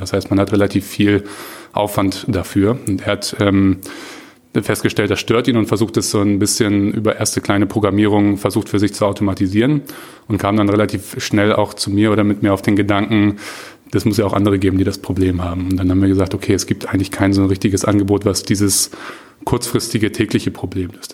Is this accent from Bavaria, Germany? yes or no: no; Hamburg, Germany; also born or lived in Bayreuth; komme gebürtig aus Hamburg, habe so die ersten 20 Jahre meines Lebens so grob ungefähr auch hier verbracht